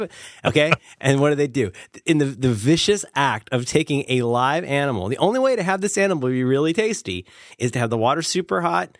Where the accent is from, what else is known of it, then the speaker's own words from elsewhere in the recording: Cincinnati, Ohio, United States; I'm from Cincinnati